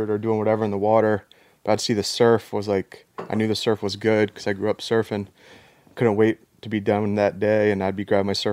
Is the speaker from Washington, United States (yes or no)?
no; Norfolk, Virginia, United States; I grew up in Norfolk, um, actually not too far away from DJ